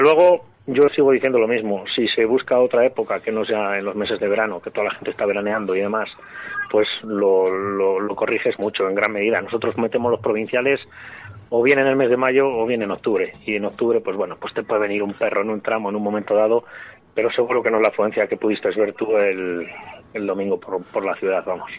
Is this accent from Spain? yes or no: yes; Burgos, Castile and León, Spain; aquí en, en Burgos, en mi tierra